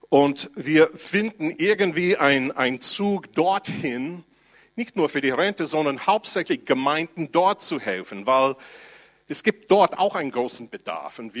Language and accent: German; United States; Ich komme aus den USA und dann darf ich meine Sozialversicherung beziehen